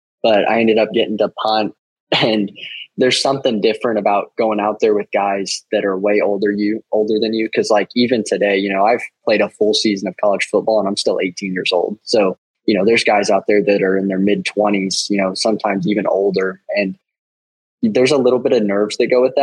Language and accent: English; Piedmont, Oklahoma, United States; I grew up in Piedmont, Oklahoma